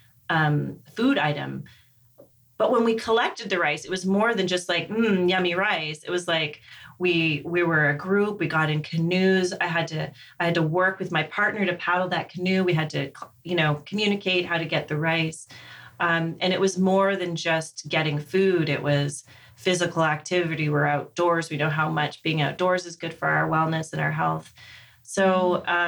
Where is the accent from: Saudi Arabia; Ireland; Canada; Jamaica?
Canada; Alderville First Nation, Ontario; I grew up not far from Kingston. I grew up on Alderville First Nation